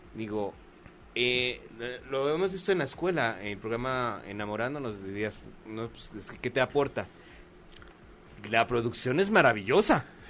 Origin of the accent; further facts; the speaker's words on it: Mexico; somos los mexicanos